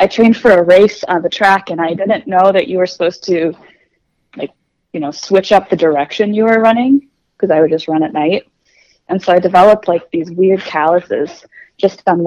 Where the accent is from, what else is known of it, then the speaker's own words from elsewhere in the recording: Wausau, Wisconsin, United States; moved away as an adult; also born or lived in Minneapolis–Saint Paul, Minnesota; now in Twin Cities, United States; I'm from Wausau, Wisconsin